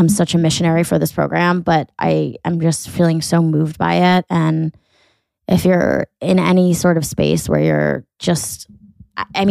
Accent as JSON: {"language": "English", "town": "Weston", "region": "Connecticut", "country": "United States", "said": "I'm from Weston"}